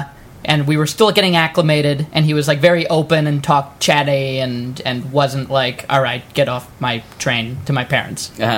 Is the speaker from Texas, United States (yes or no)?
no; New York, United States; now in Los Angeles, United States; No, the first one, when my family moved to Los Angeles, we're from the East Coast, originally New York